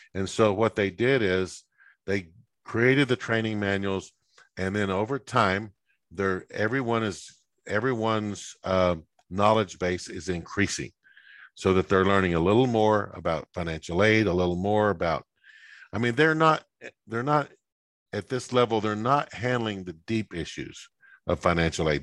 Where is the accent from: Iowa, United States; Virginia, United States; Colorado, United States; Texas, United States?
Texas, United States; West; moved away; where I grew up in West Texas